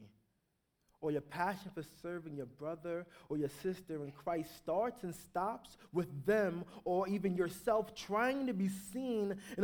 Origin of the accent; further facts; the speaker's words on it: New York, United States; I grew up in New York, so it was like a war zone